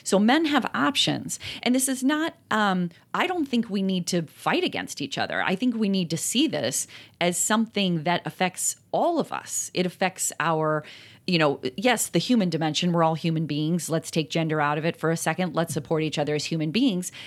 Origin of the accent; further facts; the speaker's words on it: Appalachia, United States; I'm from Appalachia